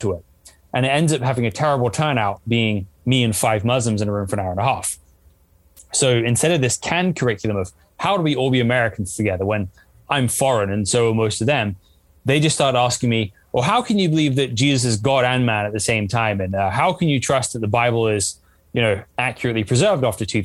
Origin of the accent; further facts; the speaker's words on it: England, United Kingdom; I grew up in England, which is a very secular country for the most part.